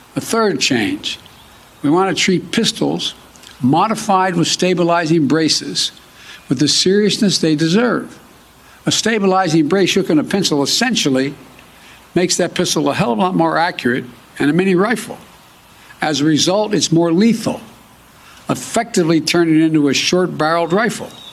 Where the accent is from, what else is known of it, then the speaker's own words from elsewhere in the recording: Delaware, United States; my home state of Delaware